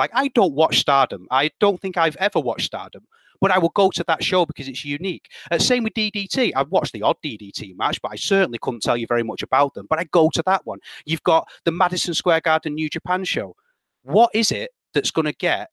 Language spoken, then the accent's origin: English; United Kingdom; I'm British